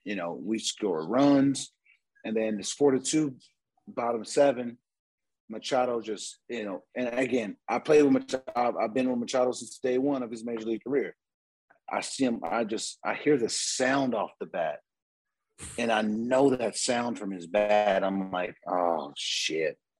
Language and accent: English; San Diego, California, United States; I'm from San Diego